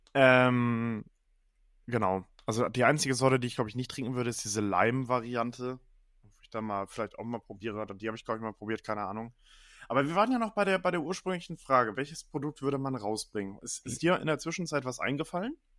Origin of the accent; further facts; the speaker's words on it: Germany; bei uns in Deutschland